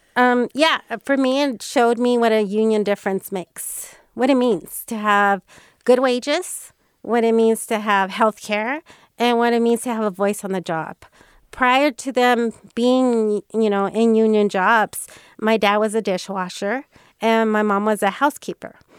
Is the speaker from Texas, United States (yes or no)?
no; Bay Area, California, United States; growing up in the Bay Area